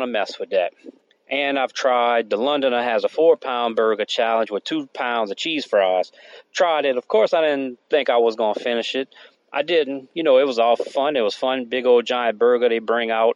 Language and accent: English; Thibodaux, Louisiana, United States; I'm from Thibodaux, Louisiana